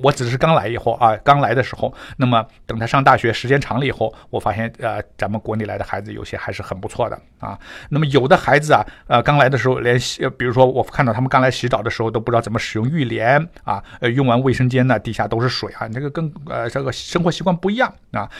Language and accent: Chinese; China; now in Canada; 所以我们中国人很不习惯他的饮食